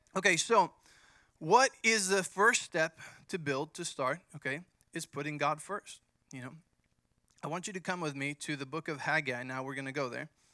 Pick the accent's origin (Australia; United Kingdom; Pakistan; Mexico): Mexico; moved away; I grew up in Mexico